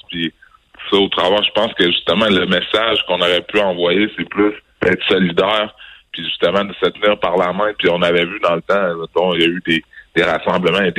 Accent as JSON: {"language": "French", "town": "Quebec City", "region": "Quebec", "country": "Canada", "tie": "born or raised there", "said": "moi je suis québécois, je suis né ici à Québec, j'ai grandi à Québec."}